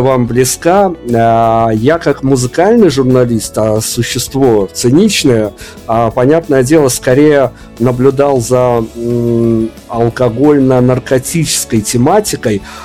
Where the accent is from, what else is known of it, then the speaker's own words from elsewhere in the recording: Belarus; мне из Беларуси